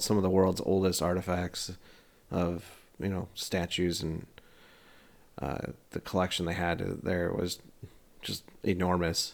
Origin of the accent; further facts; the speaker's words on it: United States; moved away as an adult; now in Germany; us being American